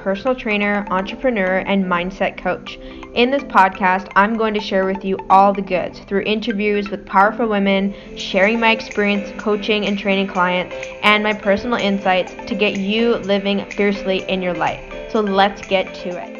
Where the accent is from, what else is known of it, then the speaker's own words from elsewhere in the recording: Victoria, British Columbia, Canada; moved away as an adult; now in Toronto, Canada; Originally, I'm from Victoria, BC